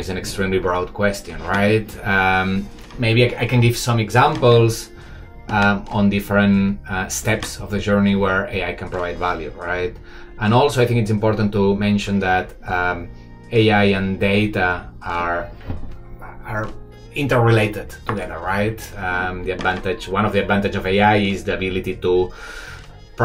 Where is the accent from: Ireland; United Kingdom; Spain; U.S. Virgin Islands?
Spain; Barcelona, Catalonia; moved away as an adult; now in Shanghai, China; I'm from Barcelona, but I've been living 12 years in Shanghai.